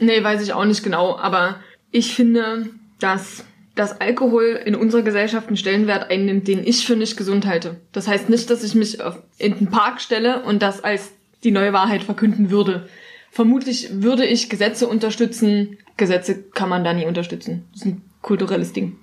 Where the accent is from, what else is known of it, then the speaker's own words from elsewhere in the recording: Dresden, Saxony, Germany; Ich komme ja aus Dresden